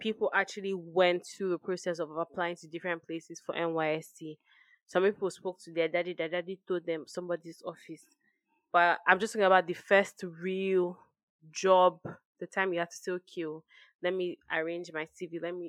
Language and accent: English; Nigeria; But it's almost like you finish as a Nigerian and then you're just thrown into the job market